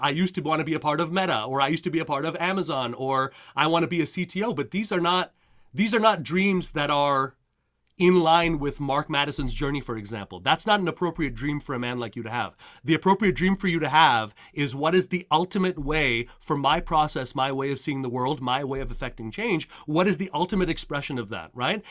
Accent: Montreal, Quebec, Canada; moved away as an adult; now in United States; I, uh, I grew up in Montreal, Canada

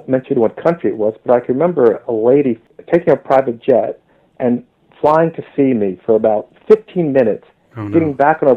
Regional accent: New Jersey, United States; moved away as an adult; also born or lived in New York City, United States / Leuven, Belgium / Maryland, United States; now in London, United Kingdom; being born in New York City, the Bronx, and growing up in New Jersey in a very excellent school system

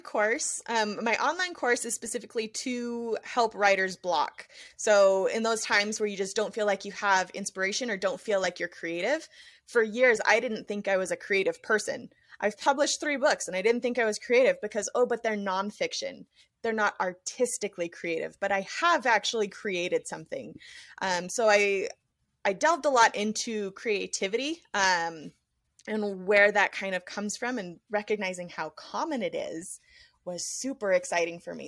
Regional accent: outside of Las Vegas, Nevada, United States; now in Utah, United States; my hometown outside of Las Vegas

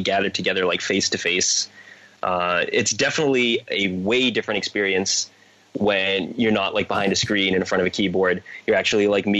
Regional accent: Eastern Massachusetts, United States; I'm Eastern Mass. I'm just north of Boston.

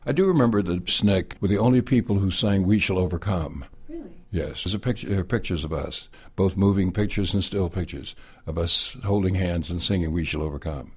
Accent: Atlanta, Georgia, United States; I was from Atlanta

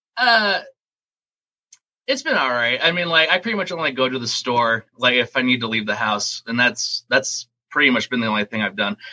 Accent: Phoenix, Arizona, United States; also born or lived in Wisconsin Rapids, Wisconsin; I was born in Wisconsin, and then I moved from there when I was six and we moved to Arizona, and I've been here ever since. So I've basically been raised in Phoenix

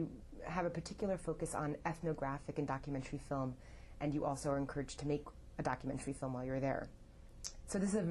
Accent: New York City, New York, United States; Growing up in New York City, my father was the founder

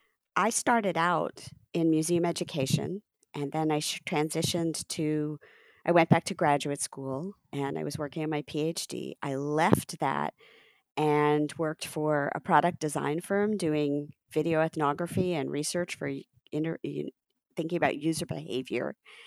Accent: Cincinnati, Ohio, United States; also born or lived in New Jersey / Texas / Chicago / Portland; I'm American born. I was born in Cincinnati, Ohio. And I'm the daughter of immigrants from India. I grew up in Ohio, in Jersey, in Texas, and I've also lived in Chicago and Portland.

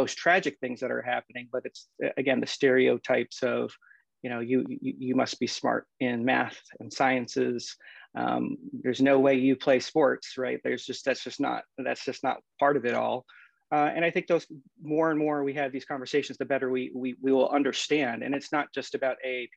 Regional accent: United States; also born or lived in Philippines; I was born in the Philippines. We came here in 1972 when I was about 6 months old. I grew up right outside of Washington, D.C.

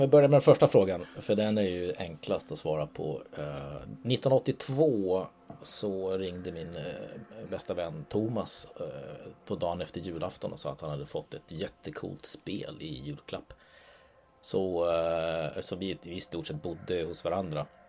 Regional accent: Norway; now in Sweden; jag är norrman för jag bor i Sverige

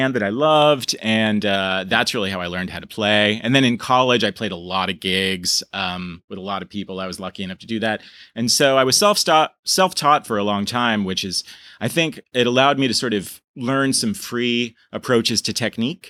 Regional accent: Burlington, Vermont, United States; I was born in Burlington, Vermont. My father was from Armenia. My mother was from sort of rural Vermont, and grew up a very normal kind of Vermont life.

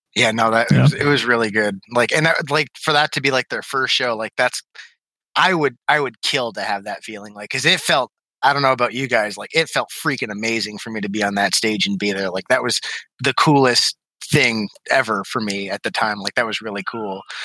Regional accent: Ontario, Canada; also born or lived in Oxford, Michigan; now in Westland, United States; I'm Canadian, so I originated in, like, tiny town Ontario

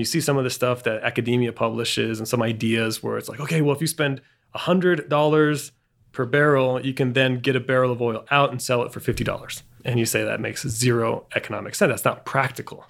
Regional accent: Bariloche, Río Negro, Argentina; moved away; also born or lived in Boulder; the place where I grew up in Argentina, which is Bariloche

